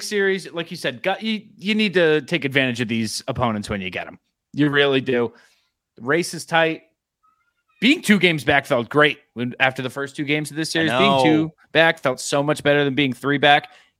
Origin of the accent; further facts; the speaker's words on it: Columbus, Ohio, United States; It's like, no, there's other places here. It's like, no, I'm from Columbus. From Columbus.